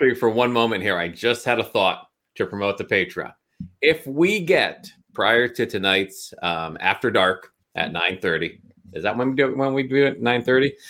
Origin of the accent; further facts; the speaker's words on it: Pennsylvania, United States; a Republican from the great state of Pennsylvania, my, my home state